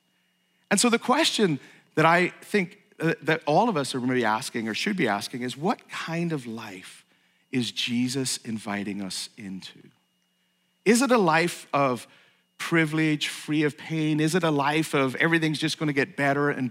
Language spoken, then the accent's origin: English; Ireland; also born or lived in Saratoga, New York / West Coast, United States; now in United States; I was born in Ireland. I'm a naturalized U.S. citizen